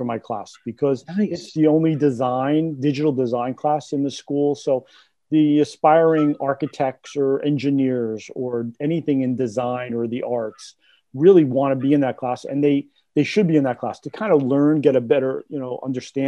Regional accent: Clifton, New Jersey, United States; moved away as an adult; now in Hawthorne, United States; I'm from Clifton, but been in Hawthorne since 87.

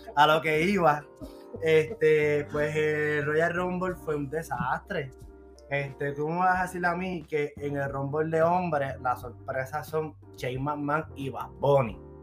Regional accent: Puerto Rico; now in Virginia, United States; somos de Puerto Rico

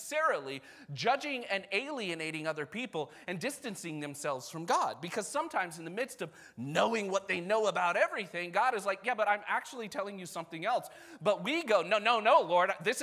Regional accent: United States; I'm also American

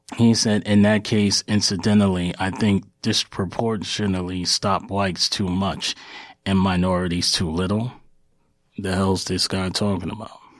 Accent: New York City, New York, United States; somebody who is a descendant of Black Wall Street who was born and raised in New York City

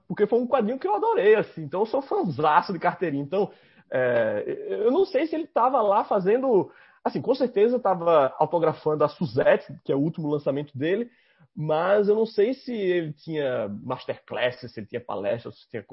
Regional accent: Northeast Region, Brazil; accent: nordestino; tem um sotaque tão nordestino quanto o meu

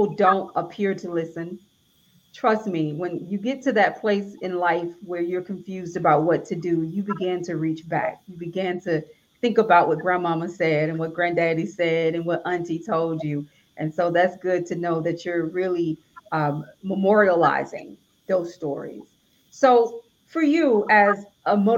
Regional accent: Alabama, United States; I'm from Alabama

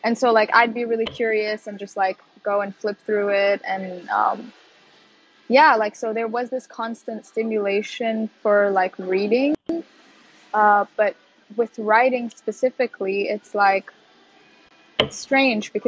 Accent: Qatar; also born or lived in Sudan / Leeds; now in Netherlands; I grew up in Qatar, which is like, you know, Arabic speaking Muslim country

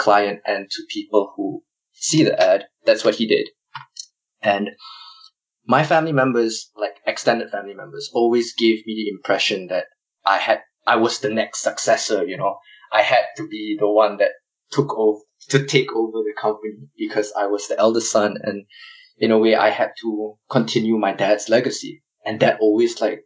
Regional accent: Malaysia; moved away as an adult; now in Melbourne, Australia; I'm from Malaysia

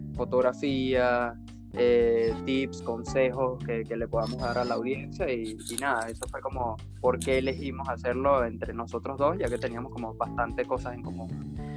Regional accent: Venezuela; now in Buenos Aires, Argentina; nosotros somos venezolanos. Eh, los dos estamos en, viviendo en Buenos Aires, en Argentina.

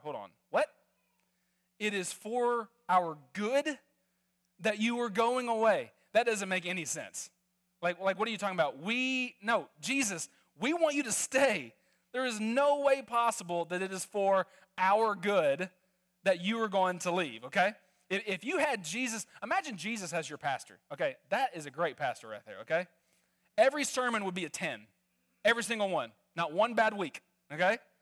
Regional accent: Arkansas, United States; moved away; also born or lived in Netherlands; I'm originally from Arkansas

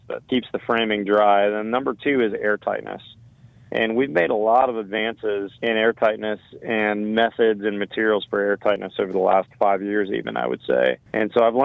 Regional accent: Northeast, United States; moved away as an adult; also born or lived in Washington, D.C. / Portland, Oregon; now in Austin, United States; Should we go back east where I was from? I grew up in the Northeast.

